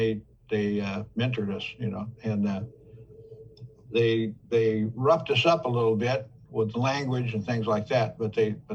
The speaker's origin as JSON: {"language": "English", "town": "Oakland", "region": "California", "country": "United States", "tie": "born or raised there", "said": "I was born in Oak Knoll Hospital in Oakland, California"}